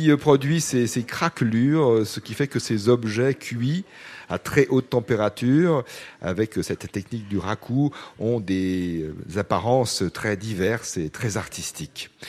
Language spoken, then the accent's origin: French; Corsica, France; now in Toulouse, France; Je suis corse, comme mon nom l'indique, et donc je vivais en Corse.